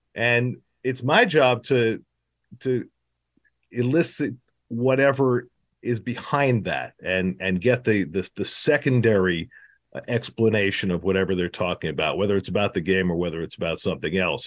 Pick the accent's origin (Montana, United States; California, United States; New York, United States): New York, United States; growing up in New York in the sixties and seventies